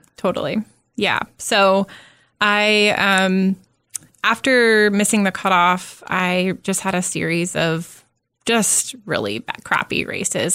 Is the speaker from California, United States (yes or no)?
yes; Southern California, United States; now in Omaha, United States; I grew up in Southern California